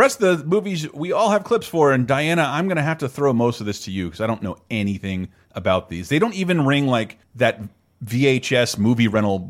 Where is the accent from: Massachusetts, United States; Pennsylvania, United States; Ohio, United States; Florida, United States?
Florida, United States; I'm from Florida. We never had basements.